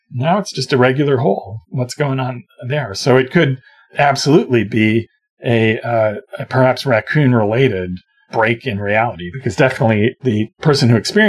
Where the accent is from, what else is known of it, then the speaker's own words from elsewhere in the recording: Toronto, Ontario, Canada; I come from Toronto